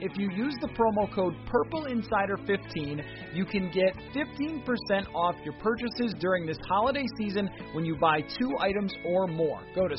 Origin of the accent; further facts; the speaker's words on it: Buffalo, New York, United States; now in Minnesota, United States; I come from Buffalo.